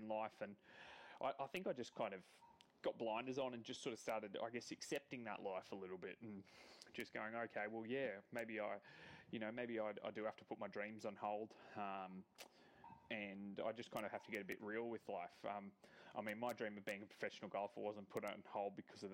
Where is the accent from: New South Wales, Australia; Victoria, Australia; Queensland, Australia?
Queensland, Australia; Gold Coast; I was born on the Gold Coast